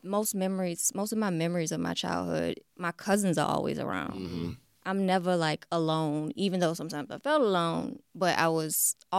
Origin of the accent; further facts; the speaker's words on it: New Orleans, Louisiana, United States; I'm from born and raised in New Orleans